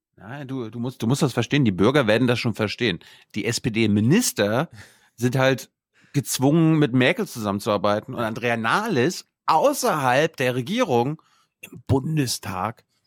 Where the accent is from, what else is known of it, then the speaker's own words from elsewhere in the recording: near Demmin, Mecklenburg-Vorpommern, Germany; now in Berlin, Germany; bin ich mal nach Termin gefahren, in meine Heimat. Mhm. Ja, Termin liegt 20 Kilometer von meinem Dorf entfernt.